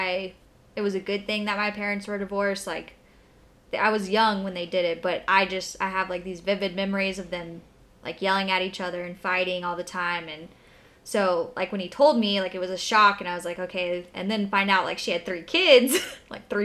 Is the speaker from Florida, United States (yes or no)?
yes; Jacksonville, Florida, United States; I was born in Jacksonville, Florida. Fun fact, I was born and raised here